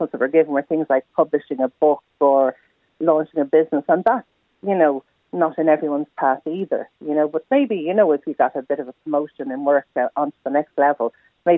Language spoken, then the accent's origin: English; Ireland; we're Irish